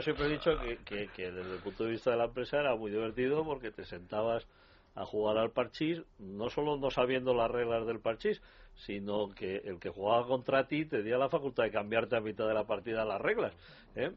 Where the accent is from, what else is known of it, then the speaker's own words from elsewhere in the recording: Valencian Community, Spain; mi pueblo, en Valencia